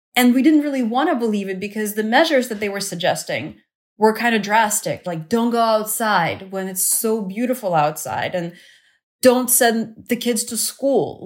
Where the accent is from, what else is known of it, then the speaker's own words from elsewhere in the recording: Kyiv, Ukraine; moved away; the government evacuated all the school-aged children from Kyiv, my hometown, to the south of Ukraine.